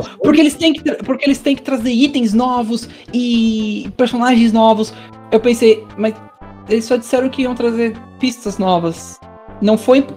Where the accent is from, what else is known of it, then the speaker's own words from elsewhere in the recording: Brazil; nós brasileiros